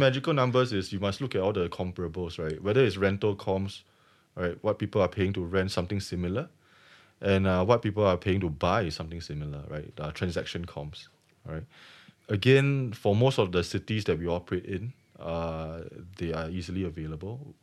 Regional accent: Singapore; I'm Singaporean

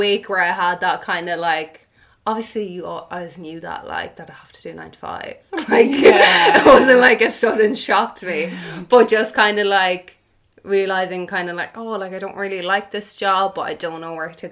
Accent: Ireland; first language Irish; English is a second language; in first year of secondary school, I had my first exam in Irish.

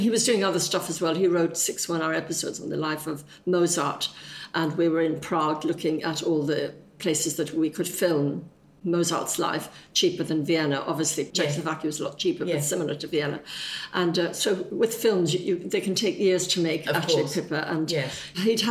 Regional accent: Ireland; growing up in Ireland

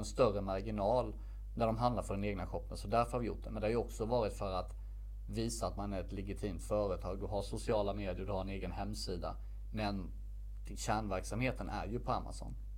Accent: Värnamo, Jönköping County, Sweden; moved away as an adult; also born or lived in Stockholm; valde jag flytta hem från Stockholm till min hemstad Värnamo

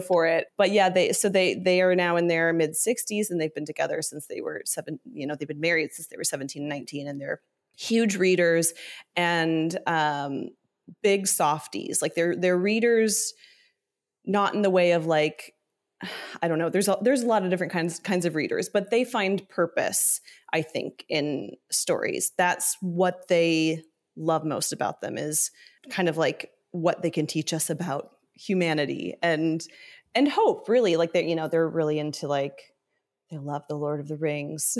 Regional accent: Ohio and Northern Kentucky, Midwest, United States; also born or lived in Southern California; I grew up mostly in the Midwest, um, in Ohio and Northern Kentucky

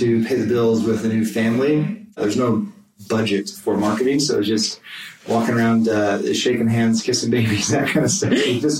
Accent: San Diego, California, United States; moved away as an adult; also born or lived in Utah / San Jose; I am a born and bred San Diegan and just raised surfing

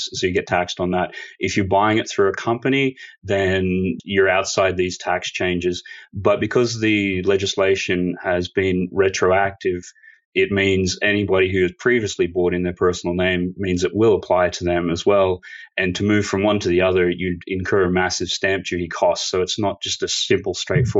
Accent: Australia; moved away as an adult; also born or lived in Sydney; now in United Kingdom; I'm Australian, born and bred

